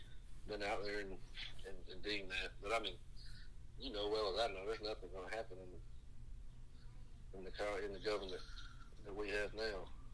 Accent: the South, United States; where we're from the South

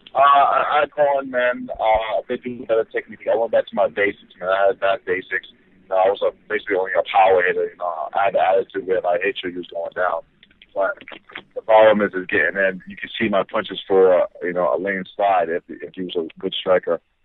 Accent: near Boston, Massachusetts, United States; I'm just say Island, but it's like right up the street from Boston

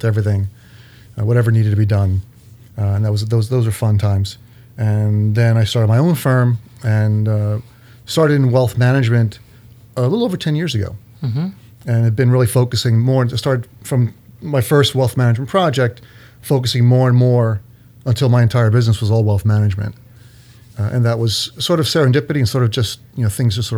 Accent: near Philadelphia, New Jersey, United States; now in East Brunswick, United States; I grew up in New Jersey. Down by Philadelphia

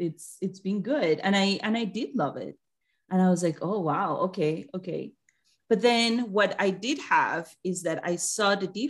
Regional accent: Colombia; now in United States; Yeah, I'm from Colombia.

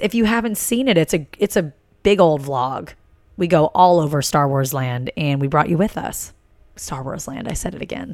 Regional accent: East Coast, United States; growing up on the East Coast

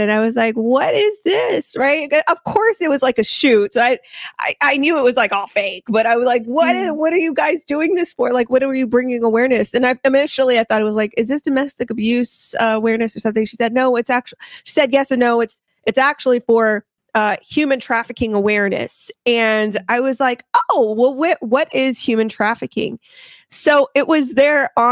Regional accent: Houston, Texas, United States; I am a Houston native

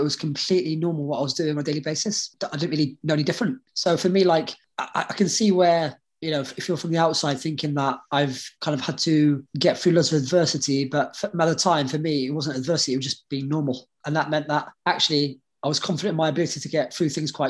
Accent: Lebanon; now in United Kingdom; I was born in Lebanon at a time of a lot of like civil unrest.

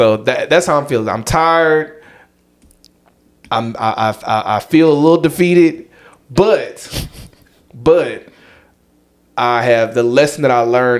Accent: the South, United States; I'm from the South

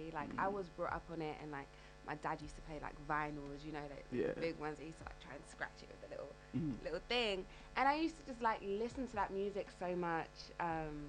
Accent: London, United Kingdom; I'm from the East End of London

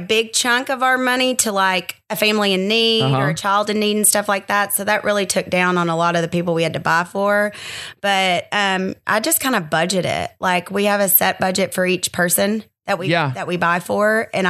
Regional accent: Conway, Arkansas, United States; I'm from Conway.

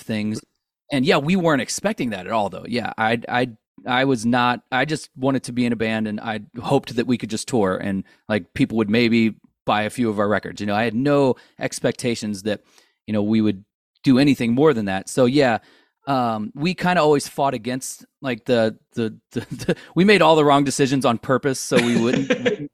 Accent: St. Louis, Missouri, United States; we're all from Saint Louis. We all grew up down the street from each other

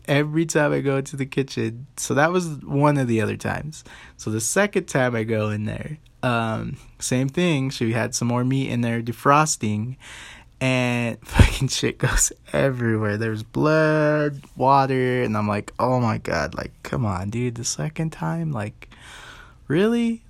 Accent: United States

